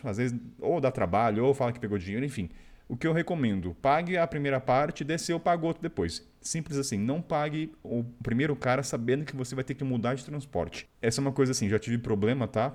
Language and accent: Portuguese; Brazil; falando como brasileiro